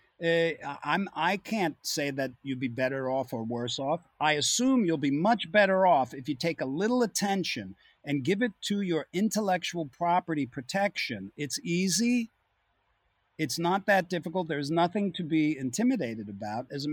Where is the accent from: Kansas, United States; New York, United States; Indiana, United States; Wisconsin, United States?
New York, United States; Long Island; I came from Long Island